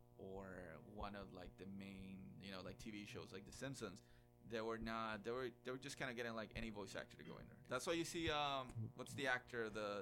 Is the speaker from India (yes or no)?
no; Guatemala; moved away; I grew up in Guatemala